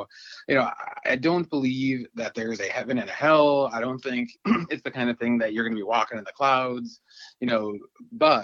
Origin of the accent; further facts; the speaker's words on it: Dunkirk, New York, United States; now in Buffalo, United States; I grew up in Dunkirk, New York. It's about a half hour, 50 minutes south of Buffalo